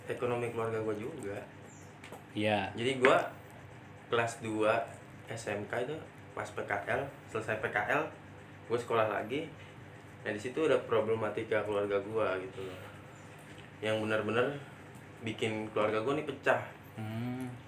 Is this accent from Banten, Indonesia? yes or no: yes; Tangerang, Banten, Indonesia; born there; Gua lahir